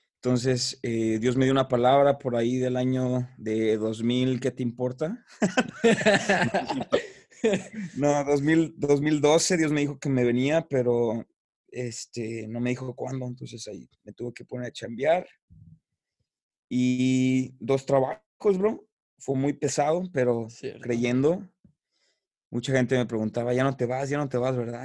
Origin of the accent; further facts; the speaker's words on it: Guadalajara, Jalisco, Mexico; yo soy originario de la ciudad de Guadalajara, soy tapatío